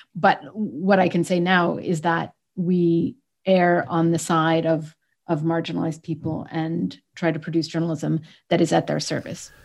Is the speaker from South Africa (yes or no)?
no; Canada; moved away; I'm Canadian, actually, raised to Egyptian parents. So I was living in Canada.